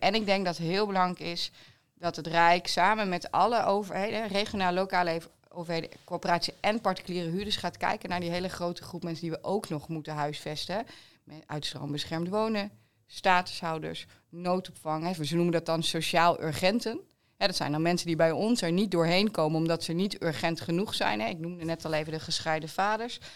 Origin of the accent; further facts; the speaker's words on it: East Groningen, Netherlands; also born or lived in The Hague; ik kom natuurlijk uit Oost-Groningen, dus ik hou van het open landschap